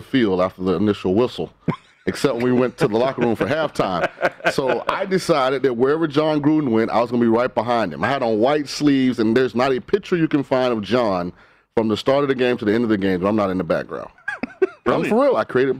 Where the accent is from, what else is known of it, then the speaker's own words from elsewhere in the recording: St. Petersburg, Florida, United States; moved away; I grew up in St. Petersburg.